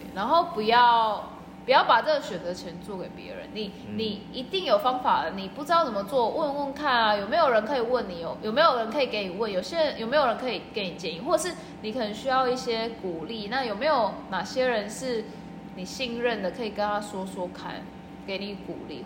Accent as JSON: {"language": "Chinese", "country": "Taiwan", "moved": "as an adult", "lives_now": "Australia", "said": "先从国内，就台湾嘛"}